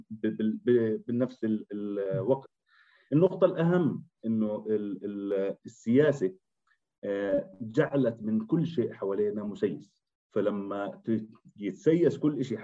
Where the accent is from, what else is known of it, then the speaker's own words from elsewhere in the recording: Jordan; احنا كشباب اردني